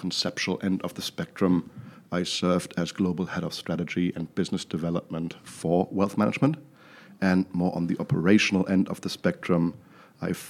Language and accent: English; Düsseldorf, North Rhine-Westphalia, Germany; moved away; also born or lived in New York City; I hail from Düsseldorf, Germany, in case you're wondering where the funny accent is from